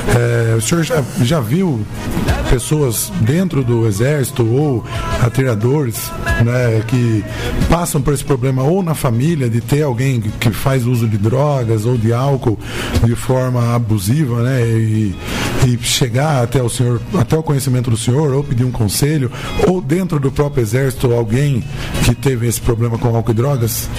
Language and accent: Portuguese; Capivari, São Paulo, Brazil; eu sou de Capivari